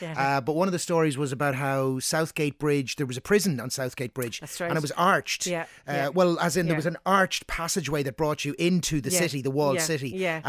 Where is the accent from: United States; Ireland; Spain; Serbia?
Ireland; Dundalk, Leinster; moved away; I'm originally from Dundalk